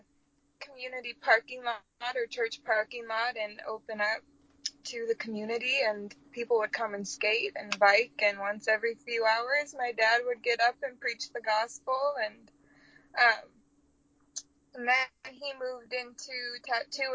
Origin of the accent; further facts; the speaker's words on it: Brainerd, Minnesota, United States; my hometown, Brainerd, Minnesota